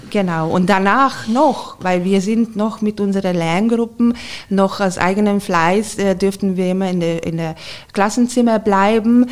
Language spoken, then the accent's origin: German; Hungary; German is a second language; moved away as an adult; also born or lived in Garmisch-Partenkirchen, Germany; now in Germany; ich bin äh, gebürtige Ungarin